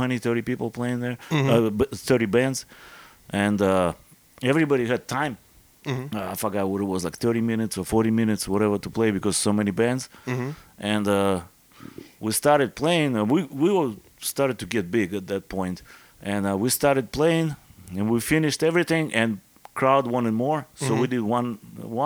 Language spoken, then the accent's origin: English; Irkutsk, Irkutsk Oblast, Russia; English is a second language; moved away as an adult; also born or lived in Jersey City, New Jersey / Florida; now in United States; I'm from Irkutsk